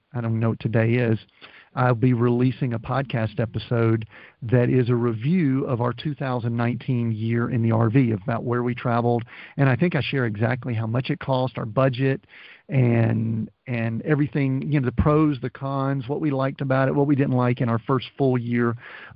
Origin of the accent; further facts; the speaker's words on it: the South, United States; We're from the South